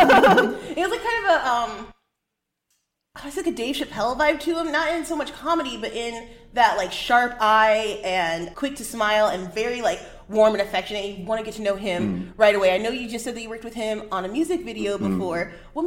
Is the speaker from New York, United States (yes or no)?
no; Chicago, Illinois, United States; I'm also from Chicago.